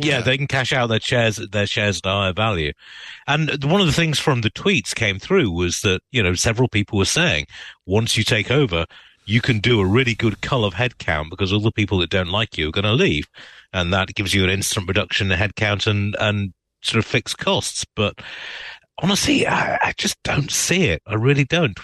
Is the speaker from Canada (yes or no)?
no; United Kingdom; now in United States; as a British immigrant